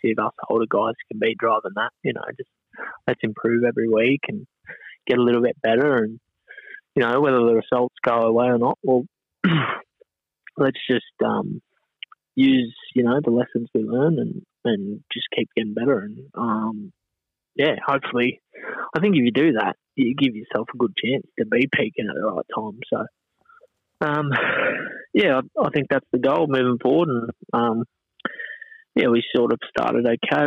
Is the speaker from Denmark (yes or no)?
no; Maitland, New South Wales, Australia; growing up in Maitland